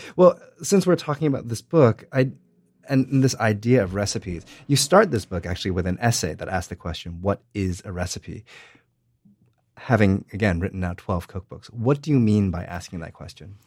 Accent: United States; I watch it as an American.

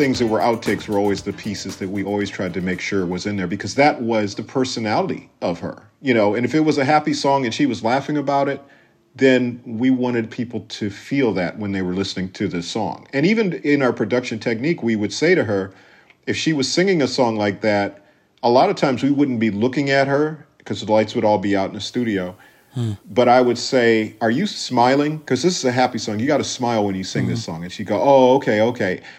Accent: Minneapolis, Minnesota, United States; moved away as an adult; also born or lived in Los Angeles; growing up in Minneapolis, first of all, we grew up in a very white town

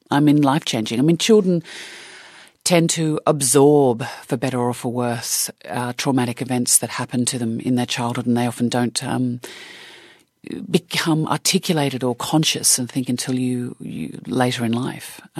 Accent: Australia; Oh, God, not at all. Not at all. I mean, you, you think about the Australian uh, film industry in the 70s and 80s

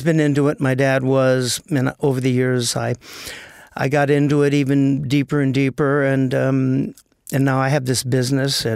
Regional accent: Los Angeles, California, United States; Born and raised in the Valley of L.A.

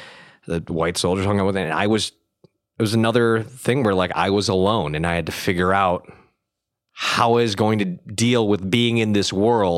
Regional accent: Vietnam; Originally from Vietnam.

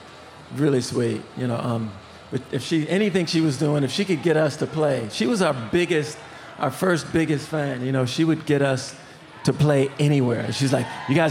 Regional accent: Minneapolis, Minnesota, United States; growing up in Minneapolis, the radio is amazing

